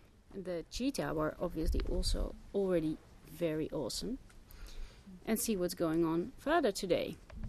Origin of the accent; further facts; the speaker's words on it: Groningen, Netherlands; I'm from Holland. Groningen to be exact, completely in the north.